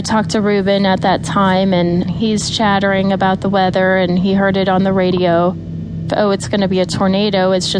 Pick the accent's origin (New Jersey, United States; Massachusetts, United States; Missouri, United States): Missouri, United States; Kansas City; I'm from Kansas City, Missouri.